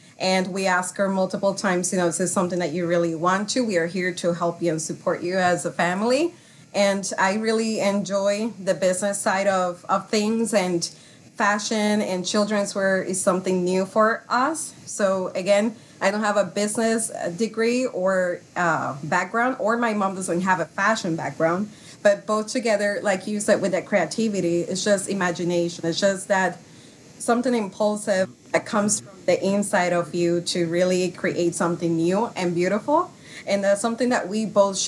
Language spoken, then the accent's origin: English; Puerto Rico; now in Minnesota, United States; We're also from Puerto Rico.